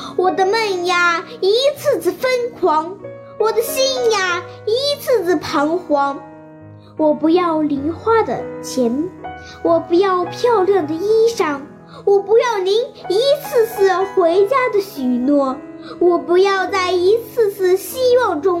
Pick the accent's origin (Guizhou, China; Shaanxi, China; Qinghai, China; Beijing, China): Shaanxi, China; Fugu; 今年九岁了，我来自陕西省湖谷县第三小学三年级一班